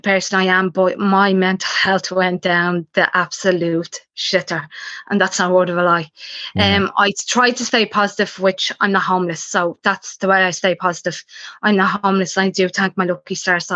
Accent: Dublin, Leinster, Ireland; I came from Dolphins Barn

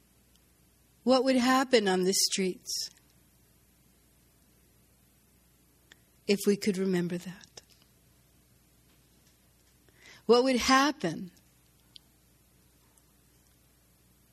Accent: New York City, New York, United States; I was born in Brooklyn

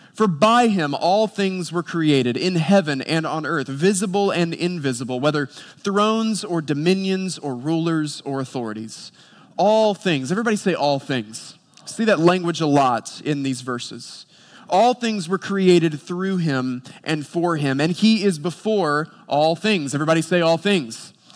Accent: Boone, North Carolina, United States; I grew up in Boone, North Carolina

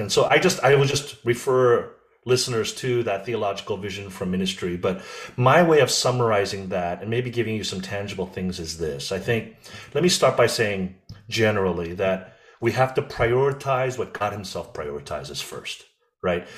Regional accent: United States; I'm American, but I'm not American. I'm like this hyphenated, I'm a Korean hyphen American

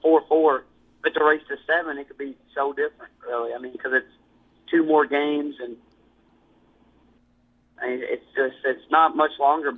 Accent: Kentucky, United States; I'm from Kentucky. I'm a little country boy.

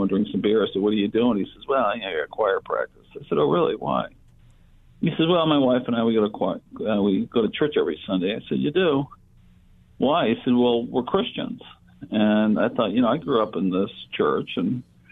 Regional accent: Connecticut, United States; moved away as an adult; also born or lived in California; I grew up in Connecticut

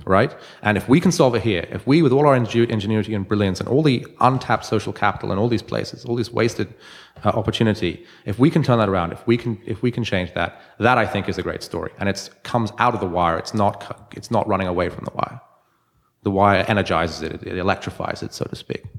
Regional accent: London, United Kingdom; now in Baltimore, United States; I'm from London originally.

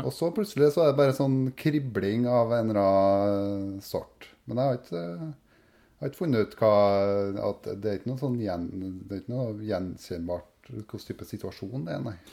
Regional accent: Verran, Trøndelag, Norway; jeg er fra Verran

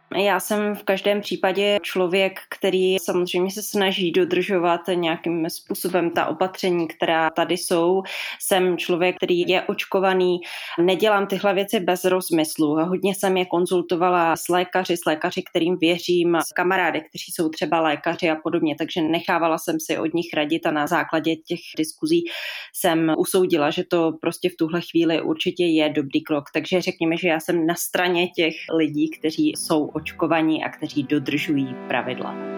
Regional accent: Písek, South Bohemian Region, Czechia; now in Prague, Czech Republic; Pocházím z Písku, ale už dlouhé roky žiju v Praze

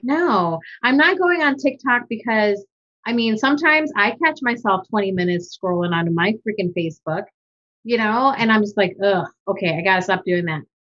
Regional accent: United States; also born or lived in Manila, Philippines; I grew up in America and I identify as American

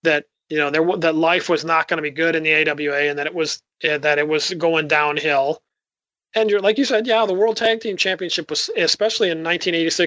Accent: Spokane, Washington, United States; in Spokane, Washington, my hometown

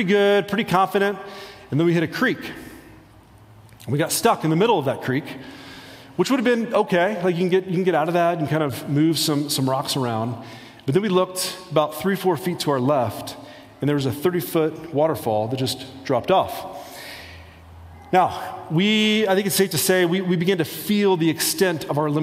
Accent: rural Indiana, United States; moved away as an adult; now in Colorado, United States; I grew up in the Midwest, rural Indiana

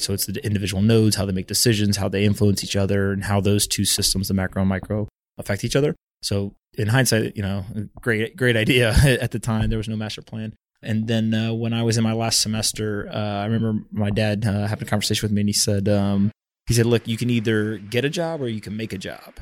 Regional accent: North Carolina, United States; moved away as an adult; also born or lived in South Florida / Silicon Valley; I grew up in North Carolina. I was born in South Florida, but grew up there.

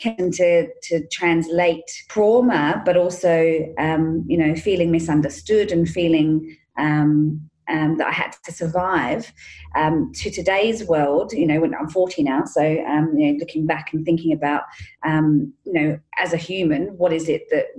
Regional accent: England, United Kingdom; I grew up in England

